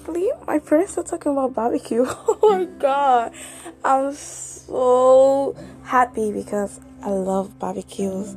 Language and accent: English; Nigeria; now in Canada; I'm from Nigeria, but I'm living in Canada